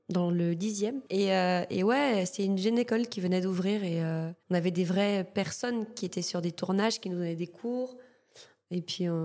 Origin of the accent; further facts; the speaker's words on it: Martinique, France; moved away as an adult; bah mon île euh, bah, j'ai grandi en Martinique euh, je suis née là-bas ma famille est là-bas enfin je suis martiniquaise quoi et ouais je suis partie je suis partie dès que j'ai pu